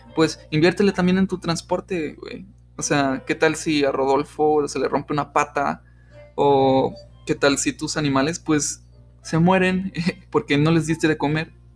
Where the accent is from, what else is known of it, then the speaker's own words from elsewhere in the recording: Mexico; somos mexicanos